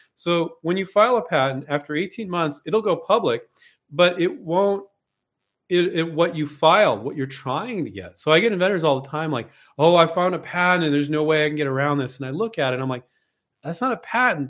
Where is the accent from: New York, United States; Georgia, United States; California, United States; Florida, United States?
California, United States; Silicon Valley; I grew up in Silicon Valley, so I grew up around vulture capital